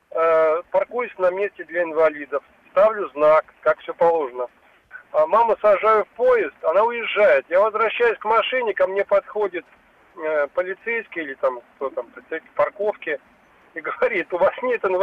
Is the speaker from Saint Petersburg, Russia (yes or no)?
no; Moscow, Russia; я из Москвы.